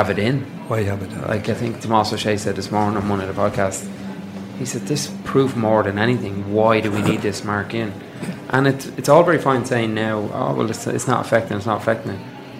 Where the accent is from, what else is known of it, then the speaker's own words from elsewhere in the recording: Dublin, Leinster, Ireland; Like, Dublin, and I'm from Dublin